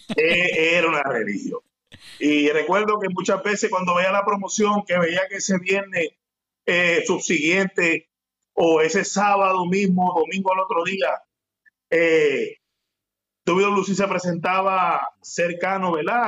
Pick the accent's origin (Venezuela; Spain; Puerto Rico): Puerto Rico; Ponce; also born or lived in Juana Díaz, Puerto Rico; soy un joven eh, puertorriqueño, eh, actualmente tengo 32 años, soy de Ponce, Puerto mm. Rico